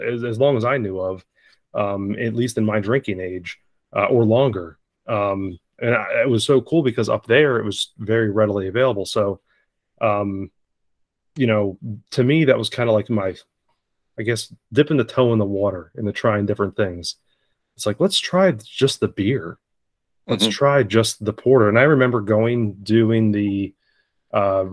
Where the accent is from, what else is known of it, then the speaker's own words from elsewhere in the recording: Northeast, United States; Growing up in the Northeast